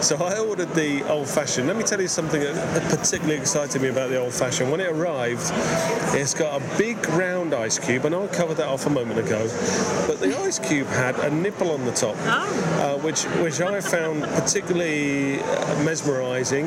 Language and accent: English; England, United Kingdom; as an Englishman